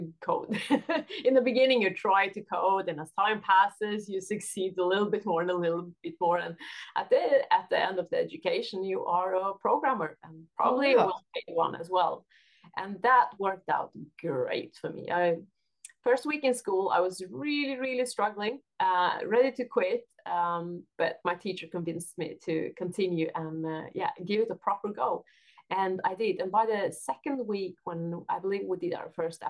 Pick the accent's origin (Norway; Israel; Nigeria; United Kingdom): Norway; now in Sweden; I am, however, from Norway.